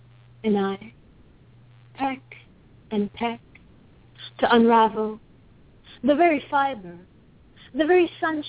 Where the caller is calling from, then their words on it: Los Angeles, California, United States; Los Angeles, Central Los Angeles.